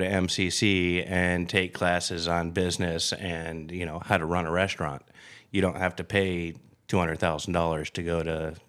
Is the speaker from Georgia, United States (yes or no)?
no; Phoenix, Arizona, United States; also born or lived in Glendale, Arizona / Tempe, Arizona; I grew up in the Phoenix metropolitan area. When I was little, Glendale. High school era was Tempe.